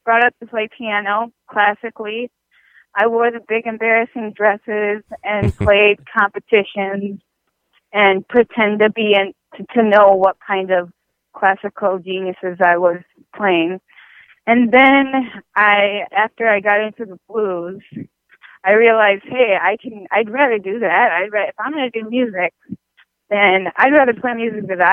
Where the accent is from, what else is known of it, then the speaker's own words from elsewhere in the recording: St. Paul, Minnesota, United States; also born or lived in South Korea; I was born in South Korea, but I was pretty much raised in St. Paul, Minneapolis